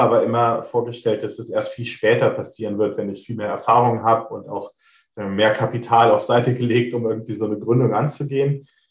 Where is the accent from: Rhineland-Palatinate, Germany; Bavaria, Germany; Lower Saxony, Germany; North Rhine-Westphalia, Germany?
Rhineland-Palatinate, Germany; near Trier; moved away as an adult; also born or lived in Berlin; Ich komme aus der Nähe von Trier, ähm, habe halt auch in Trier mein, mein Bachelor gemacht und bin dann weggezogen